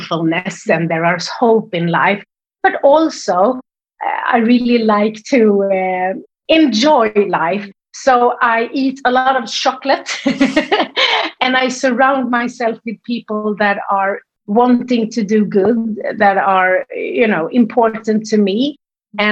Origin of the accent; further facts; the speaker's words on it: Sweden; English is a second language; you can hear that I'm from Sweden. I don't have this English like sound